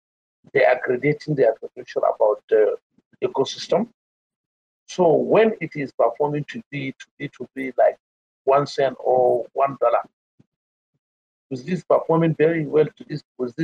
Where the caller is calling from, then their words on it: Kano, Kano State, Nigeria; I'm calling from Nigeria.